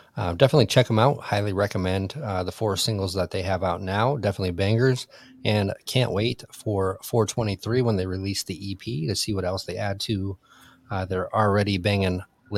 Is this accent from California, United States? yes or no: no; near Kalamazoo, Michigan, United States; now in Florida, United States; I was a little small farm town up over by Kalamazoo